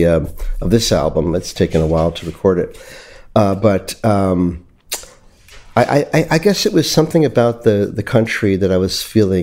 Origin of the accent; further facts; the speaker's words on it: New York City, New York, United States; I was born in New York City